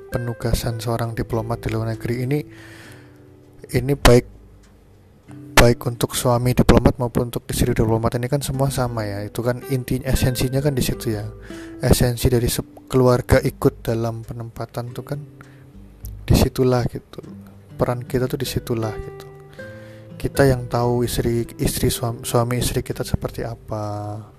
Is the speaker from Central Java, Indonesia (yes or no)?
yes; Cilacap, Central Java, Indonesia; moved away as an adult; also born or lived in Mumbai, India; sekarang Posisi saya sudah di Indonesia, tepatnya di Cilacap, di kota kelahiran saya